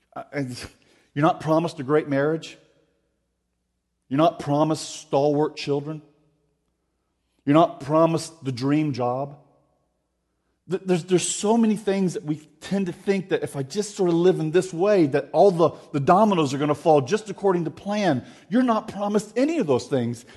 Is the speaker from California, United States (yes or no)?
no; Florida, United States; I grew up in Florida.